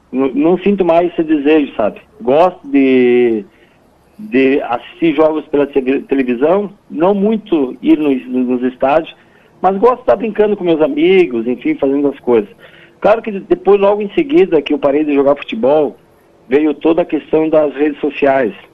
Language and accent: Portuguese; Rio Grande do Sul, Brazil; nós como gaúchos, e principalmente aqueles que estão fora do estado, nós somos muito bairristas e a gente valoriza, a gente gosta das coisas nossas.